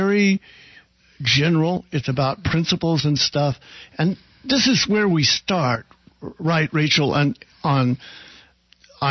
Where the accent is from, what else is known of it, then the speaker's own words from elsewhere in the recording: Oklahoma, United States; I come from Oklahoma, where the majority religion in my hometown was Baptist